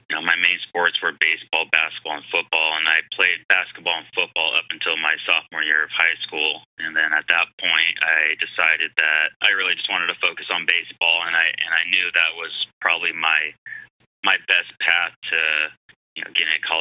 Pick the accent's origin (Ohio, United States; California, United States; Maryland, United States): California, United States; San Diego; born or raised there; moved away as an adult; also born or lived in Phoenix